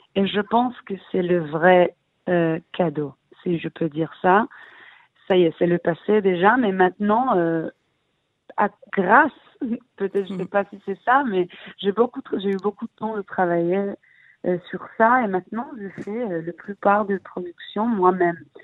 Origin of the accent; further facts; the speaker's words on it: Israel; also born or lived in Paris, France; je suis israélienne, je suis née ici, j'ai grandi en Israël, mais ma mère elle est française